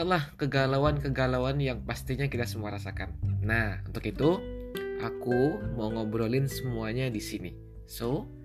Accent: South Sumatra, Indonesia; now in Osaka, Japan; asal dari Sumatera Selatan Tapi aku asli orang Jawa atau biasa disebut dengan Jombang ya, Jowo Palembang.

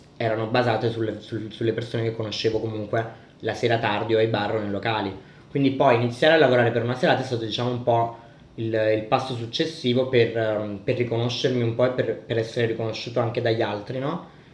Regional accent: Naples, Campania, Italy; born or raised there; now in Milan, Italy

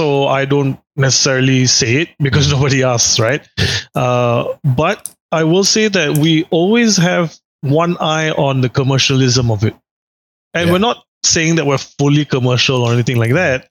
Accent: Singapore; I as a kid growing up in Singapore

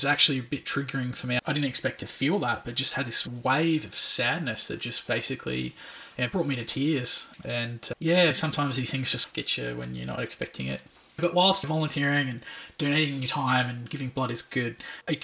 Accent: Australia; as an Australian

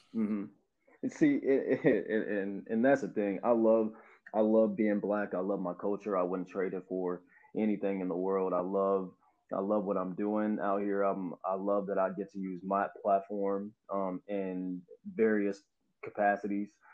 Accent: Avon, Indiana, United States; also born or lived in Louisville, Kentucky; I grew up in Avon. Um, you know, I came here from Louisville, Kentucky in second grade

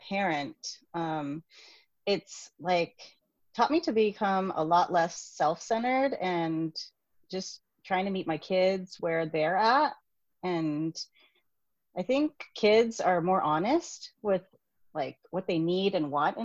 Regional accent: United States; I'm Vietnamese American.

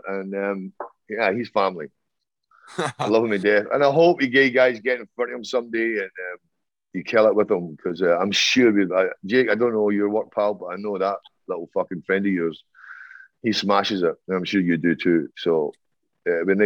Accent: Ireland; I'm Irish up the arse. I mean, I've got a fucking huge history and my grandparents

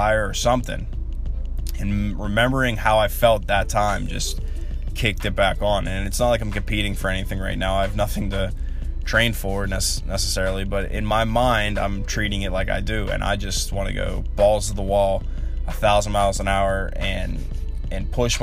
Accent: Charleroi Valley, Pennsylvania, United States; I'm from Char Valley

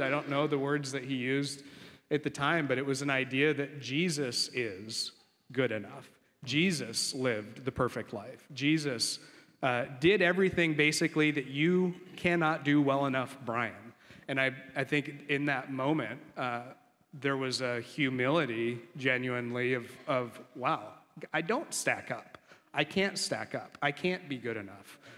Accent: Coeur d'Alene, Idaho, United States; moved away; grew up in Coeur d'Alene, Idaho, beautiful place.

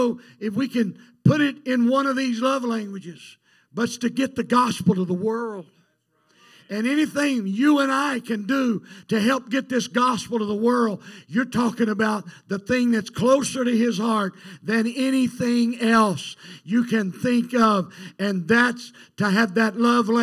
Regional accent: United States; we're Americans. We came from America.

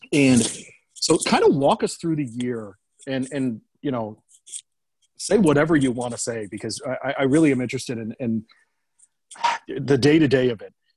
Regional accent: Detroit, Michigan, United States; moved away; I'm from the bowling capital of the world, Detroit, Michigan

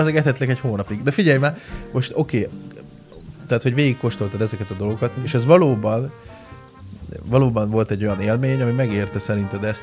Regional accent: Hungary; én oda mentem magyarként, mi nagyon fűszeresen, zsírosan eszünk

